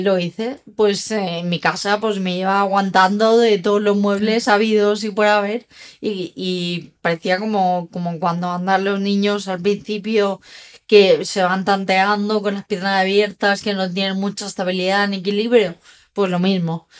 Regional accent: Dénia, Valencian Community, Spain; yo vivía en Denia, donde nací, empecé a estudiar en Valencia

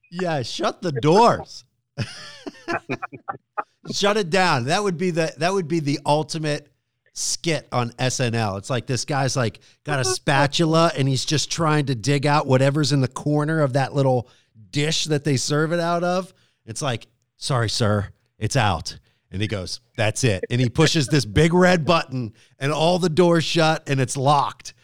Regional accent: Pittsburgh, Pennsylvania, United States; moved away as an adult; now in Harrisburg, United States; I grew up in the Pittsburgh area.

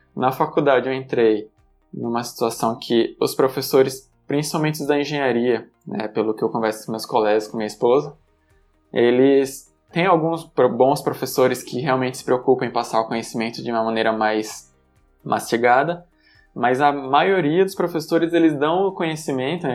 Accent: Aracaju, Sergipe, Brazil; moved away as an adult; also born or lived in Campinas; now in São Paulo, Brazil; Morei em Aracaju até o final do ensino médio, ou seja, até os 18 anos

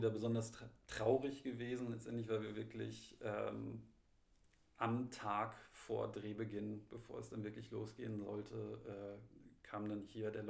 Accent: Munich, Bavaria, Germany; also bei, in München, in meiner Heimatstadt, ist ja jetzt mittlerweile auch Maskenpflicht

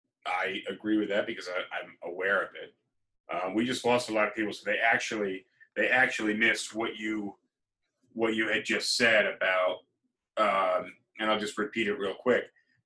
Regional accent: New York City, New York, United States; Be like, oh yeah, you know, I'm from New York.

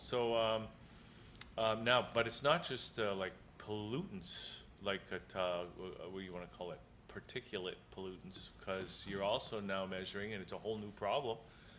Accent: Hamilton, Ontario, Canada; I know Hamilton had one. Yes. My hometown had one.

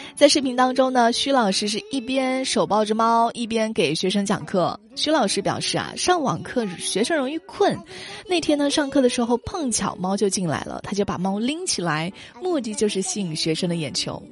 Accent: Changsha, Hunan, China; accent: plastic Mandarin; 我们长沙的奶茶品牌

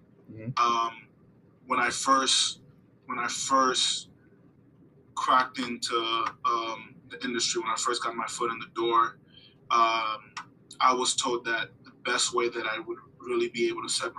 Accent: Broward County, South Florida, United States; moved away as an adult; also born or lived in Brooklyn, New York / Haiti; now in Tallahassee, United States; Born in Brooklyn, New York. I lived there for a few years. And then I moved to Haiti. I lived in Haiti for a few years as well. But for the most part, I was raised in South Florida, specifically Broward County, Florida

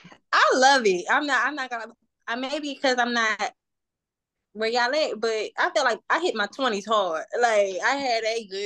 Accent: Houston, Texas, United States; moved away as an adult; also born or lived in Washington, DC area; now in Atlanta, United States; I'm originally from Houston, like Stephen said. I moved to Atlanta probably like around 2012, 2013. So kind of like Houston made me, Atlanta raised me kind of thing.

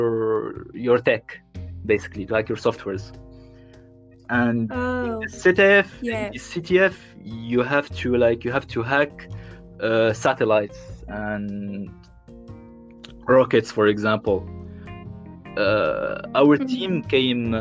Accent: Tunisia; moved away as an adult; now in Paris, France; I'm Tunisian. I'm from Tunisia

